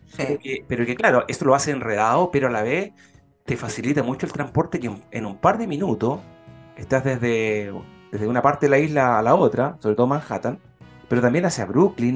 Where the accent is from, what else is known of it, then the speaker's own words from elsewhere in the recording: Concepción, Biobío, Chile; yo que soy de Concepción, de la zona